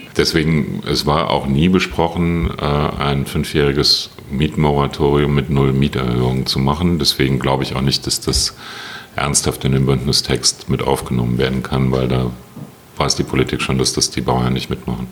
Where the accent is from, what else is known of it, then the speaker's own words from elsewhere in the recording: Berlin, Germany; wir als Berliner